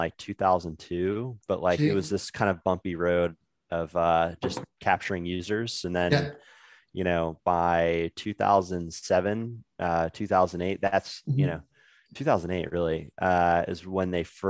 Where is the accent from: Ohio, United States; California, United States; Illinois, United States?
Illinois, United States; Chicago; I grew up in Chicago